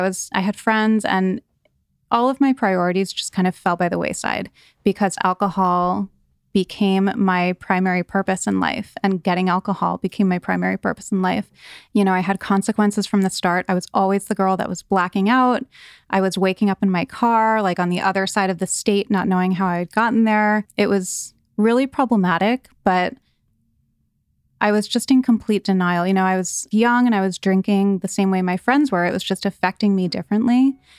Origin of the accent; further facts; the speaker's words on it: East Coast, United States; So I grew up on the East Coast, and I had a very idyllic childhood.